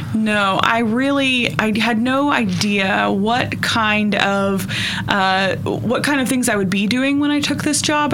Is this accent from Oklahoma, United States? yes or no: yes; Northeast Oklahoma, United States; Grew up in Northeast Oklahoma